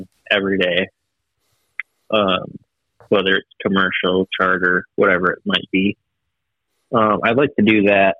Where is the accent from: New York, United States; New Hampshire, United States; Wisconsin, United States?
Wisconsin, United States; moved away as an adult; now in Nebraska, United States; I moved from Wisconsin, where I grew up, and I moved out here to Nebraska